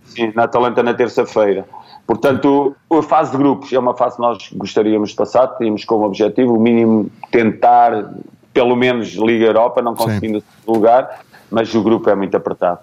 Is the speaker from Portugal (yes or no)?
yes; Portugal; moved away as an adult; foi a primeira vez que eu saí de Portugal